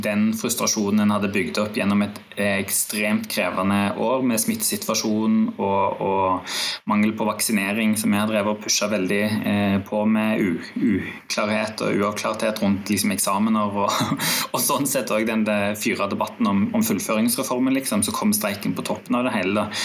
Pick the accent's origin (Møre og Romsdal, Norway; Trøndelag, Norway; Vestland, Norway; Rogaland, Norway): Rogaland, Norway; moved away; jeg kommer fra Rogaland